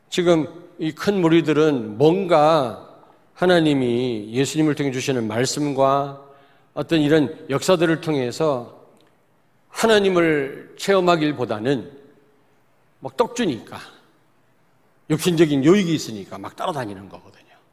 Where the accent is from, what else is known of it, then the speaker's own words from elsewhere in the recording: Daejeon, South Korea; 저는 대전 출신이기 때문에 많이 바뀌었지만 잘 압니다.